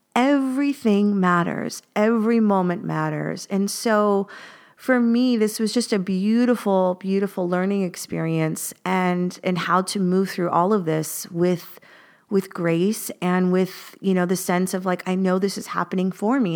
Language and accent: English; United States; moved away as an adult; now in Paris, France; I'm an American, I'm an expat